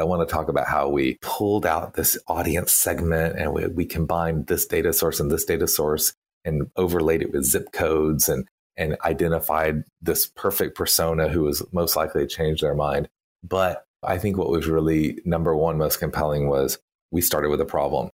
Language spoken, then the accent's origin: English; Texas, United States; moved away; you can hear from my accent. I was born and, and lived many years in Texas.